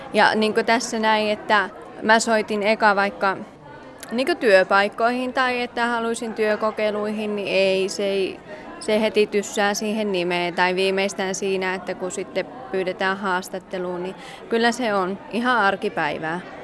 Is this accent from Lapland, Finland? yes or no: no; Ylöjärvi, Pirkanmaa, Finland; now in Kajaani, Finland; Kajaanissa kanssa parisen vuotta asunut, että Ylöjärveltä kotosi.